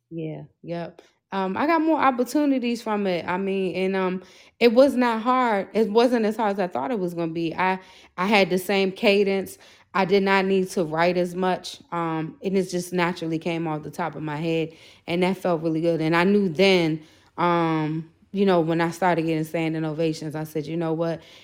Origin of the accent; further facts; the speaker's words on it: Prince George's County, Maryland, United States; I am from P G County, Maryland, which is right outside of D C